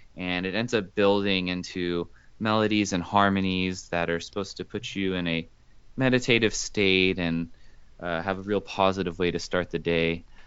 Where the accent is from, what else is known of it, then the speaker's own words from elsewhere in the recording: Houston, Texas, United States; also born or lived in Los Angeles, California; I was born in Los Angeles, but grew up mostly in Houston